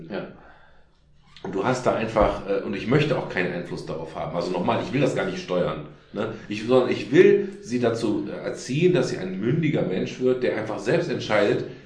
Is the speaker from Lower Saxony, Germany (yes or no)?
no; Grefrath, North Rhine-Westphalia, Germany; Ich, ich bin in Grefrath